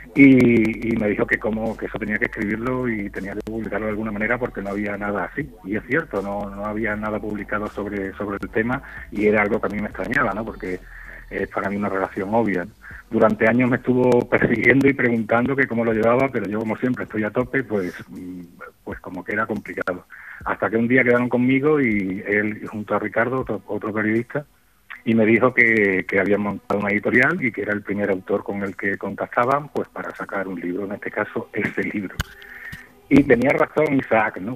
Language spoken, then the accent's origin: Spanish; Extremadura, Spain; moved away as an adult; now in Seville, Spain; yo me he llevado 25 años en Extremadura